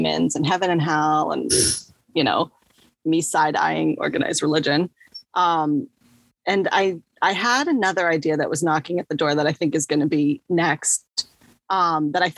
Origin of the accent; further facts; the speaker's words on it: United States; I'm long American